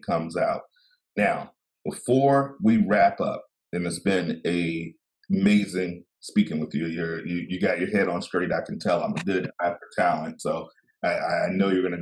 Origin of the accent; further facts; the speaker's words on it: the South, United States; I'm from the South